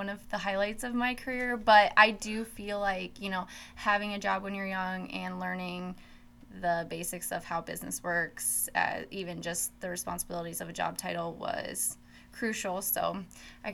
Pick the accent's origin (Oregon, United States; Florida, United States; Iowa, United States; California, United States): Iowa, United States; Oskaloosa; also born or lived in Des Moines, Iowa; now in Carroll, United States; I actually did not grow up here in Carroll. I grew up in Oskaloosa, Iowa